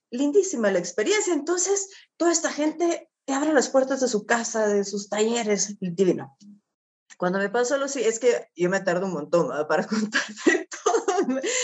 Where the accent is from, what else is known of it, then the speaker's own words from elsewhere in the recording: Guatemala; estar en mi país